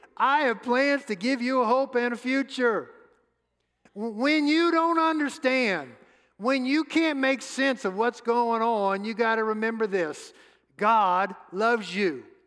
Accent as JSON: {"language": "English", "town": "New Orleans", "region": "Louisiana", "country": "United States", "tie": "born or raised there", "moved": "yes", "said": "Suzette and I grew up in New Orleans, home of the New Orleans Saints"}